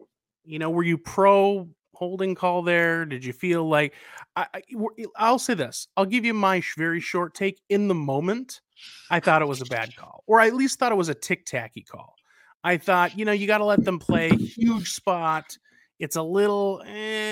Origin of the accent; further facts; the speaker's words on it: the South, United States; moved away; both you and I grew up in the South